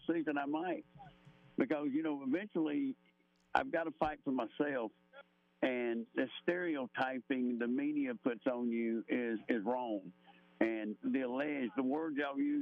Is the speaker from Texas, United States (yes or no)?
no; Ohatchee, Alabama, United States; also born or lived in Georgia / Piedmont, Alabama; I'm 30 minutes from where I grew up in Ohatchee